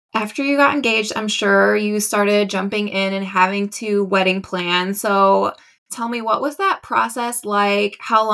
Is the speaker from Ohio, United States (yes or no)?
no; Chicago, Illinois, United States; and I'm from Chicago.